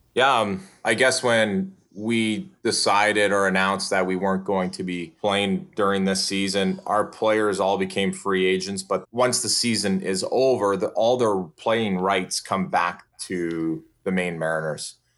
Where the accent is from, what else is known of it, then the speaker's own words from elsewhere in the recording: Saskatchewan, Canada; moved away as an adult; now in Portland, United States; I'm from Saskatchewan